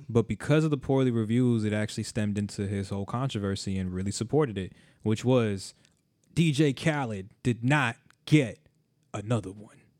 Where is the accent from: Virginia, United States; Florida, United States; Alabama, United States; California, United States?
Florida, United States; South; I grew up in South Florida.